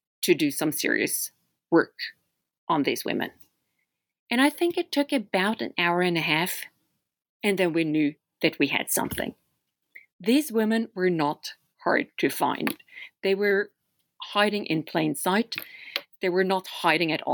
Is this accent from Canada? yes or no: no; Oslo, Norway; English is a second language; now in Philadelphia, United States; I'm from Norway. That's where I grew up, in Oslo, Norway. But I live and teach philosophy today in the United States at Temple University in Philadelphia